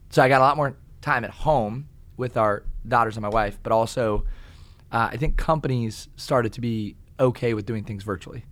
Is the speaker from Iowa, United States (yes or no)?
yes; Kalona, Iowa, United States; also born or lived in Tiffin, Iowa; I grew up in Kelowna, Iowa